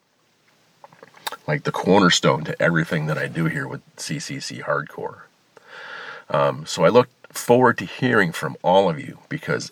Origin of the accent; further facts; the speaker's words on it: outside of Chicago, Illinois, United States; I grew up outside in Illinois, outside of Chicago.